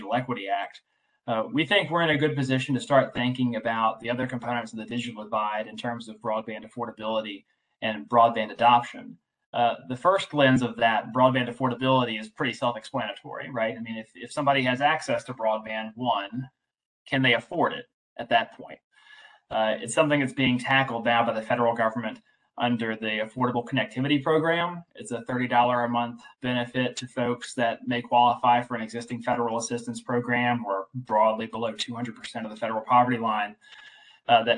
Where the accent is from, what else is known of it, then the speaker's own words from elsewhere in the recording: Southside Virginia, United States; I grew up in Southside, Virginia